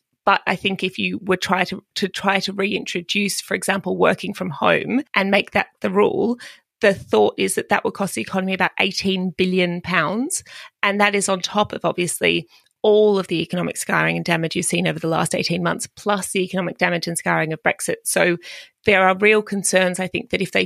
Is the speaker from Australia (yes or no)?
yes; Australia; moved away as an adult; now in London, United Kingdom; coming to the UK as an Australian